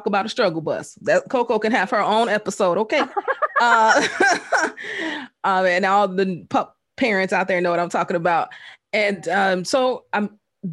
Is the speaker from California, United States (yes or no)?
no; Chicago, Illinois, United States; Born and raised on the South Side of Chicago